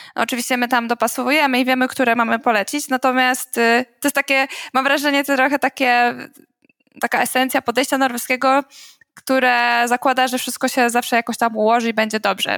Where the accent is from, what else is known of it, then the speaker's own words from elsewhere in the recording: Poland; now in Trondheim, Norway; my z Polski